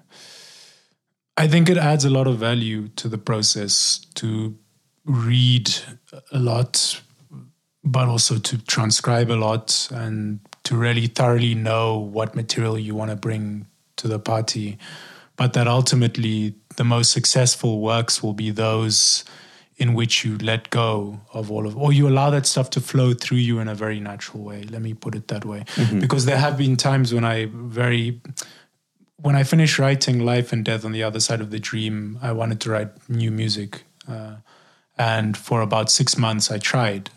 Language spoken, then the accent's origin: English; South Africa; also born or lived in Eswatini; I'm from South Africa